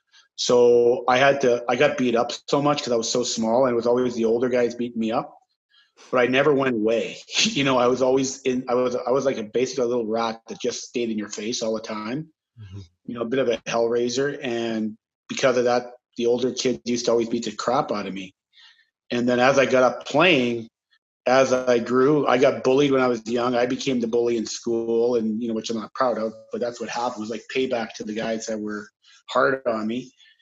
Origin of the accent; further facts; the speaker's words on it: St. Louis, Saskatchewan, Canada; Started, there's not much to do in St. Louis, Saskatchewan, actually. It's a town of 500.